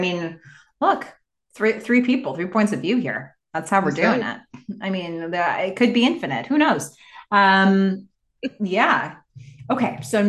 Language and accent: English; Boulder, Colorado, United States; By the way, I've been meaning to tell you both that I'm originally from Boulder.